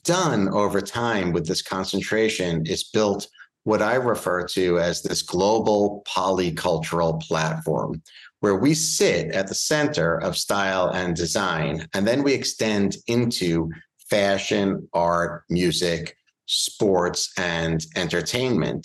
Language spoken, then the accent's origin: English; Bellmore, New York, United States; also born or lived in Manhattan, New York; I was raised here in New York. I'm from Long Island, specifically a town named Belmore. It's on the South Shore of Long Island.